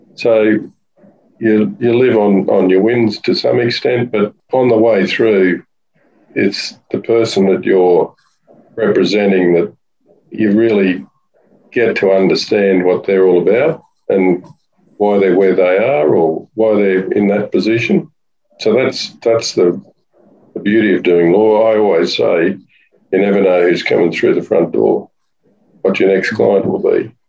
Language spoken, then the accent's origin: English; Warwick, Queensland, Australia; moved away as an adult; also born or lived in Brisbane; now in Sunshine Coast, Australia; I was born in Warwick initially, but my parents were farmers and then went to boarding school, did my law in in Brisbane for five years.